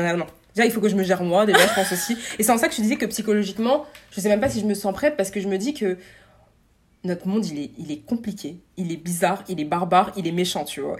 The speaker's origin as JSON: {"language": "French", "country": "France", "said": "en tant que Français"}